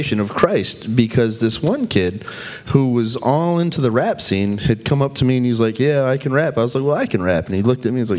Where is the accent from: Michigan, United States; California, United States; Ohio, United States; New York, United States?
Michigan, United States; Saginaw; I grew up in Saginaw